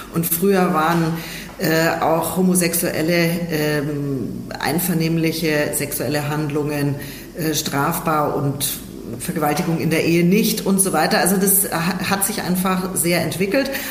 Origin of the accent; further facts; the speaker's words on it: Germany; bei uns in Deutschland äh, bzw. in Europa